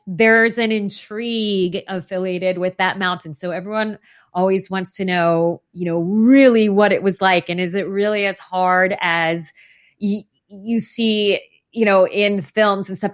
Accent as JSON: {"language": "English", "town": "Phoenix", "region": "Arizona", "country": "United States", "tie": "born or raised there", "said": "I grew up in Phoenix, Arizona, and as you can imagine, it is oppressively hot there"}